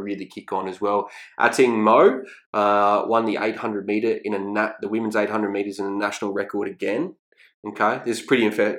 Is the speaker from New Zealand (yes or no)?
no; Redcliffe, Queensland, Australia; I grew up with him in Redcliffe